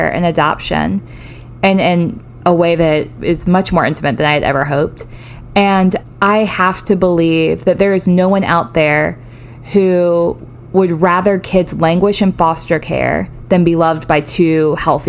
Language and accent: English; Greensboro, North Carolina, United States; In Greensboro, in the town that I'm from